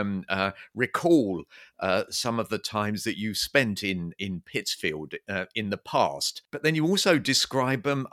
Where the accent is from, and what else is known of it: Coulsdon, London, United Kingdom; born or raised there; now in Streatham, United Kingdom